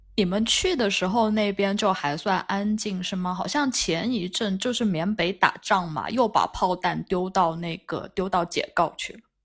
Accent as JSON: {"language": "Chinese", "region": "Yunnan", "country": "China", "moved": "as an adult", "lives_now": "France", "said": "我们云南人，云南人就吃牛肉都是隔壁老马是杀的牛"}